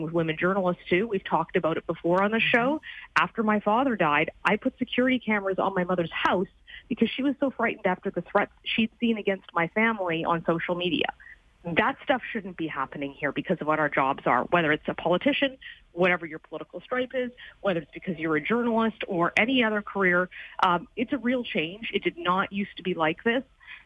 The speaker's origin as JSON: {"language": "English", "country": "Canada", "said": "being Canadian"}